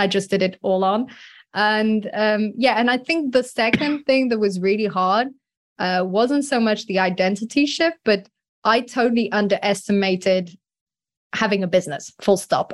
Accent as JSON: {"language": "English", "country": "France", "tie": "born or raised there", "said": "I grew up in France"}